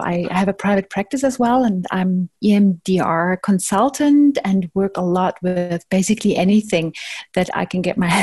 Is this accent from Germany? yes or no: yes; Germany; moved away as an adult; now in Zimbabwe; I'm originally from Germany. And I was trained in Germany and just ended up living here.